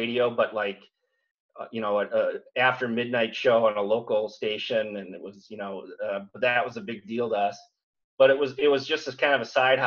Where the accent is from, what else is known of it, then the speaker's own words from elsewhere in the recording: St. Cloud, Minnesota, United States; I was a heavy metal guy growing up in St. Cloud